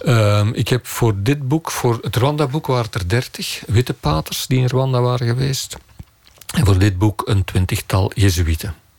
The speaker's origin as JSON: {"language": "Dutch", "town": "Turnhout", "region": "Flanders", "country": "Belgium", "also_born_or_lived": "Leuven", "said": "dat ik van Turnhout ben, de Kempen"}